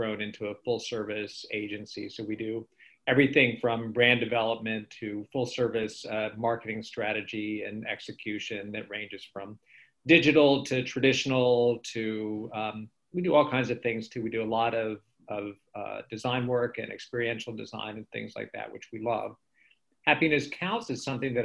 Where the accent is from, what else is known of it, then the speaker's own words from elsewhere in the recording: Florida, United States; also born or lived in Orlando, Florida; us Floridians